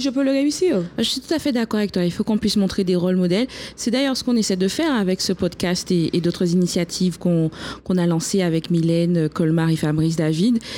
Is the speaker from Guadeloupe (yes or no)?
yes; Guadeloupe; chez moi en Guadeloupe, on a aussi beaucoup de préjugés concernant les femmes même si nous sommes un territoire, euh, un département français, mais nous sommes quand même des Caribéens